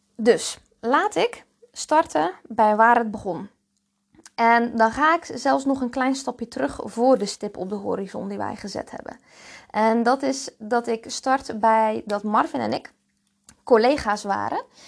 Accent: Zeelandic Flanders, Netherlands; accent: rolling R and hard G; moved away as an adult; also born or lived in Breda, Netherlands; now in Ibiza, Spain; ik ben dus geboren en getogen in Zeeuws-Vlaanderen. En daar komt die lekkere rollende R en die harde G vandaan.

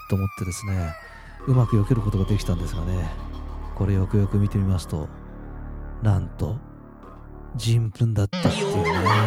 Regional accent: Adachi, Tokyo, Japan; 私の出身足立区ですからね

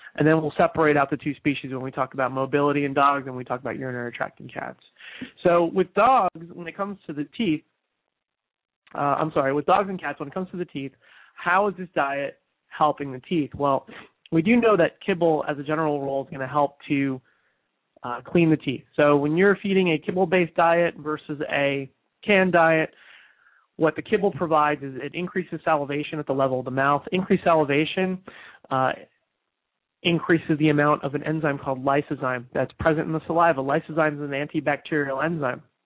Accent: New Jersey, United States; moved away; New Jersey is my home state. I was there recently for my high school reunion

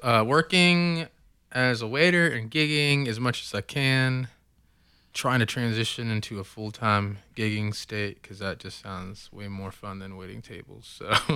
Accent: Oklahoma City, Oklahoma, United States; raised, born and raised in Oklahoma City

